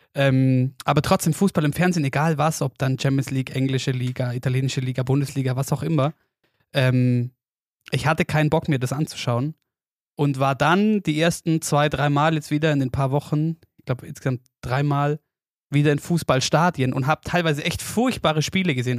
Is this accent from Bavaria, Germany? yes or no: yes; Oberstdorf, Bavaria, Germany; bei uns daheim in Oberstdorf